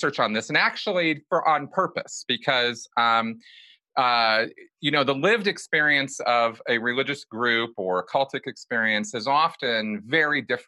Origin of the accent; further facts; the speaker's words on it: Pasadena, California, United States; I grew up about 5 minutes away from the Rose Bowl